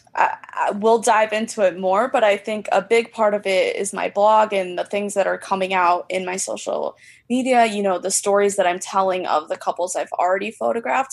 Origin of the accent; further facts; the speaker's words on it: Central Illinois, United States; also born or lived in Chicagoland area; now in Chicago, United States; I was originally from Central Illinois